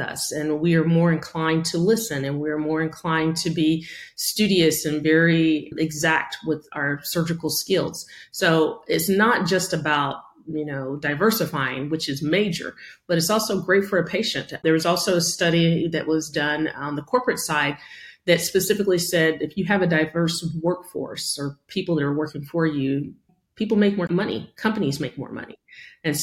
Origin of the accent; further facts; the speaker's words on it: Denison, Texas, United States; I grew up in Denison, Texas, small town, USA